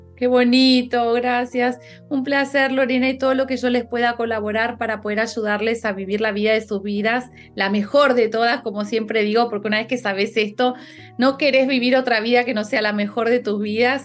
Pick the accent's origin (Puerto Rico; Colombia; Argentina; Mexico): Argentina; now in Spain; yo como argentina, que estoy viviendo en España